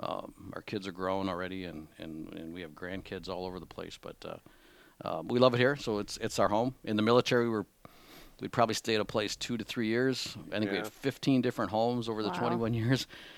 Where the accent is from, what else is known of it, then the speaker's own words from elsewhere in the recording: Whitehall, Wisconsin, United States; moved away as an adult; also born or lived in Madison, Wisconsin; now in Menomonie, United States; I'm from Wisconsin. I'm not from Menominee. I grew up in Whitehall, Wisconsin.